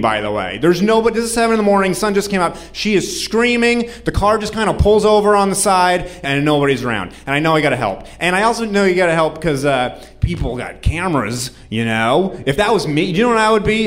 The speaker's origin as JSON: {"language": "English", "region": "New Hampshire", "country": "United States", "said": "I'm from New Hampshire."}